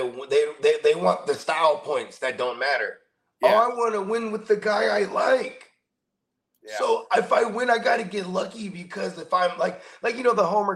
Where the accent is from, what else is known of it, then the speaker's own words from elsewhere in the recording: San Jose, California, United States; my hometown, is a million plus in the population, right? San Jose.